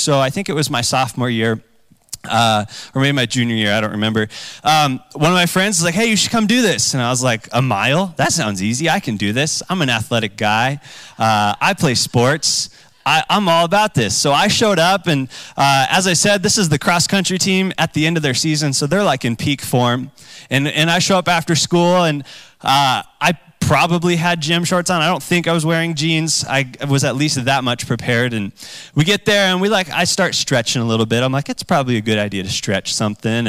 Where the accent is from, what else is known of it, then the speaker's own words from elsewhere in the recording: Boise, Idaho, United States; I grew up in Boise